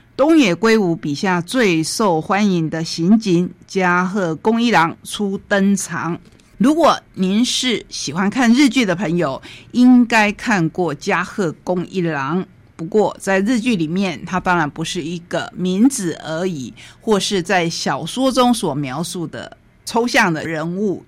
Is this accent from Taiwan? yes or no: yes; Taitung County, Taiwan; 我们台东人